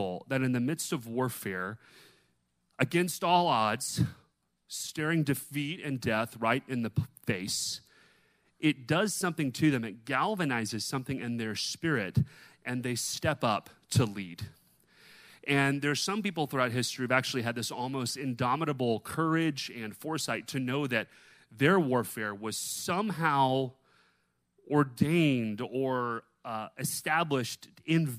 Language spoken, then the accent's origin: English; the South, United States; Growing up in the South